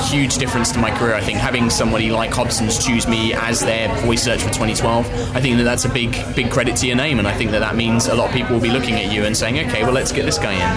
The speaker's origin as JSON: {"language": "English", "town": "Southend-on-Sea", "region": "East of England", "country": "United Kingdom", "moved": "yes", "lives_now": "London, United Kingdom", "said": "I'm originally from Southend on Sea in Essex, but currently living in London"}